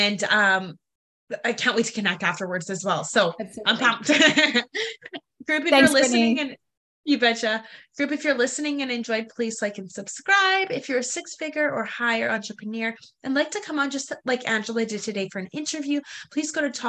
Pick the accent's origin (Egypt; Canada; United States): Canada; moved away as an adult; now in Costa Rica; I'm Canadian, but I moved to Costa Rica 2.5 years ago, built a house there, love it as well.